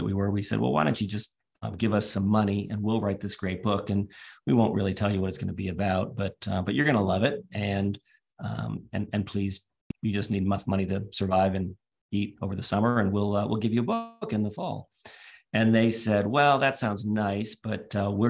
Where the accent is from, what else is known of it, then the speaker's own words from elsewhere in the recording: East Coast of the US, United States; moved away as an adult; also born or lived in United Kingdom; now in Australia; where I was growing up on the East Coast of the US in the 1980s